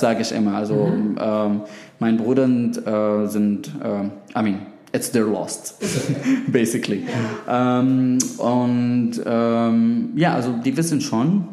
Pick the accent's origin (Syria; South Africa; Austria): Syria; German is a second language; now in Berlin, Germany; ich komme ähm, aus Syrien